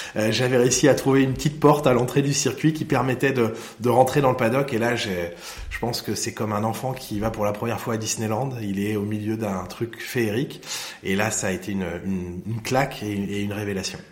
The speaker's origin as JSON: {"language": "French", "town": "Lohéac", "region": "Brittany", "country": "France", "tie": "born or raised there", "said": "j'ai grandi là-bas, j'ai passé mes vacances là-bas"}